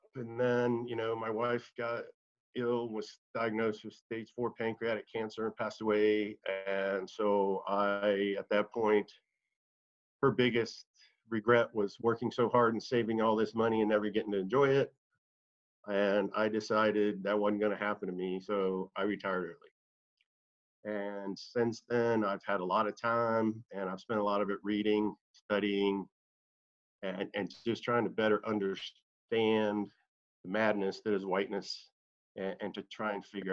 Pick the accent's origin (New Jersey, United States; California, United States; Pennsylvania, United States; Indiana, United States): Indiana, United States; Indianapolis; moved away as an adult; also born or lived in Atlanta, Georgia; I grew up in Indianapolis, Indiana